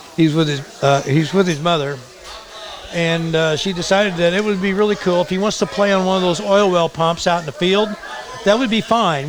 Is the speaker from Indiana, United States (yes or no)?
yes; Indiana, United States; moved away as an adult; I moved away from Indiana